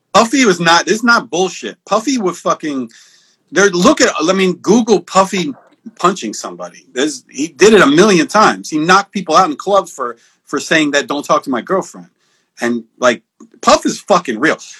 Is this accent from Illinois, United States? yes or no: no; Pennsylvania, United States; moved away as an adult; also born or lived in Minneapolis / Los Angeles; I grew up in Pennsylvania